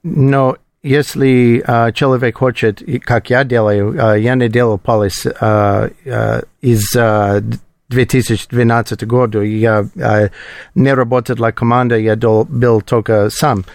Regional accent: Colorado, United States; Russian is a second language; moved away as an adult; now in Moscow, Russia; Я из Колорадо, это холодно, не проблема для меня

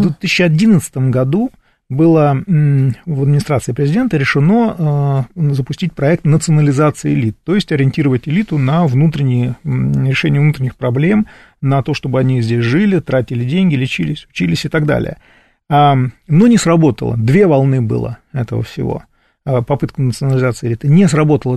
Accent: Moscow, Russia

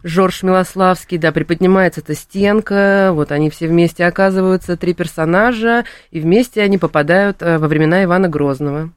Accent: Saint Petersburg, Russia; я сама из Санкт-Петербурга

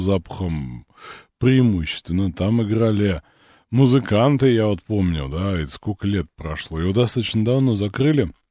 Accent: Moscow, Russia; я не из Самары, я из Москвы

